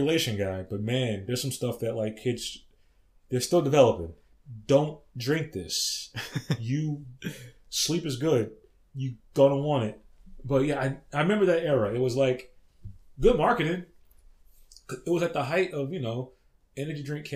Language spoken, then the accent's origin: English; Texas, United States; I grew up in Texas